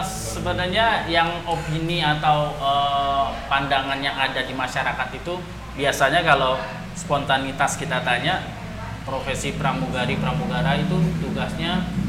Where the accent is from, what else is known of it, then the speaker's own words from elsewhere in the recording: Betawi, Jakarta, Indonesia; saya dari Betawi